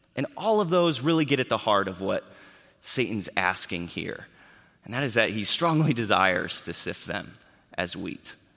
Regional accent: Akron, Ohio, United States; I grew up in Akron, Ohio

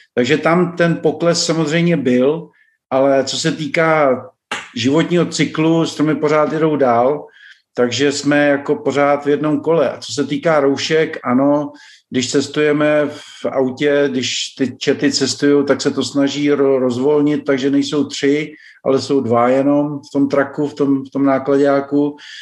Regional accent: Liberec Region, Czechia; moved away as an adult; now in Tucson, United States; narodil jsem se v Českém ráji

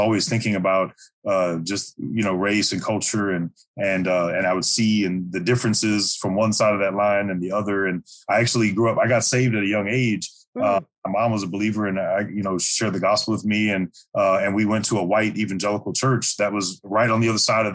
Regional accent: St. Louis, Missouri, United States; I was born and raised in St. Louis, Missouri, the lower 48, right in the middle

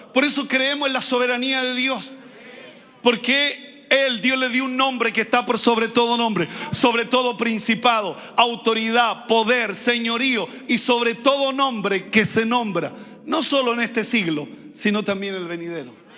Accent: Santiago, Santiago Metropolitan, Chile; no nacimos allá, arriba en el sector oriente de Santiago, nacimos en los sectores populares

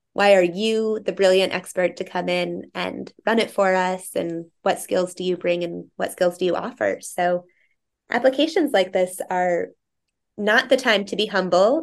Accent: Greeley, Colorado, United States; moved away as an adult; also born or lived in East Vail, Colorado / East Coast, United States; now in Vail, United States; I grew up in Greeley, and our family had a second home up in East Vale

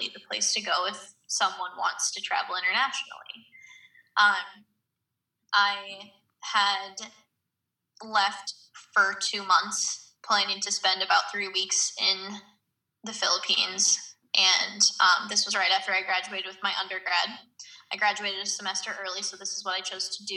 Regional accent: United States; me being an American

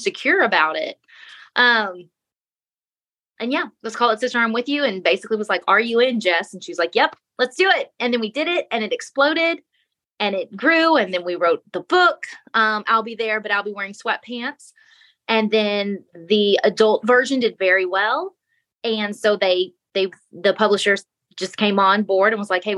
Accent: Texas, United States; I'm from Texas

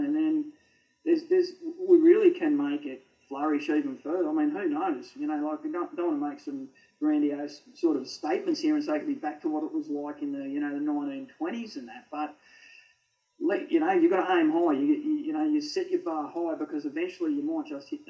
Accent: Canberra, Australian Capital Territory, Australia; growing up in Canberra, I fish Lake Jindera a lot.

